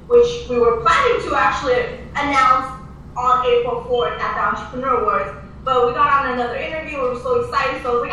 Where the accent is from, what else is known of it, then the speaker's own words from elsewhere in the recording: Armenia; now in United States; my motherland, I'm originally from Armenia.